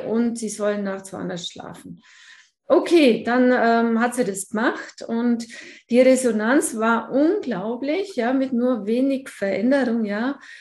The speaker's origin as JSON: {"language": "German", "area": "Allgäu", "region": "Bavaria", "country": "Germany", "said": "ich komme hier aus dem Allgäu. Man hört es wahrscheinlich auch etwas, ganz verleugnen kann ich es nicht."}